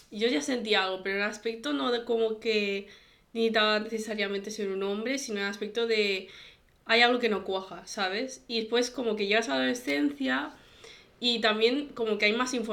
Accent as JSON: {"language": "Spanish", "country": "China", "said": "Eh, yo obviamente soy china, eh, mi familia es bastante conservadora"}